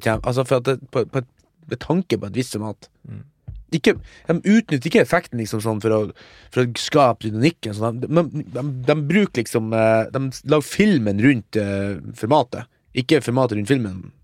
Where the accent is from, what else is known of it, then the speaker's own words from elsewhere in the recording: Mo i Rana, Nordland, Norway; moved away; hjemme på Mo, der er det jo en kino